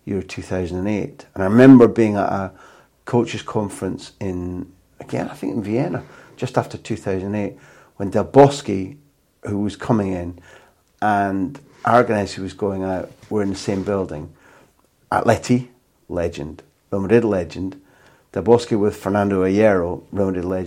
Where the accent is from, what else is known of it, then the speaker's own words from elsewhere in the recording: United Kingdom; moved away; as a Brit abroad